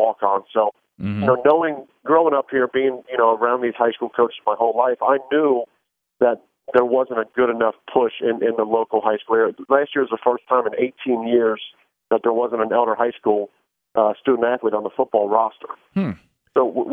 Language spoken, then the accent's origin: English; Cincinnati, Ohio, United States; I want to stay in my hometown. I want to play for Cincinnati